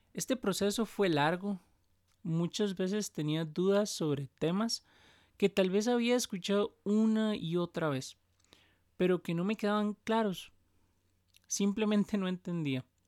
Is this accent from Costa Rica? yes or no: yes; Costa Rica; soy de Costa Rica el país del pura vida y donde pronunciamos la R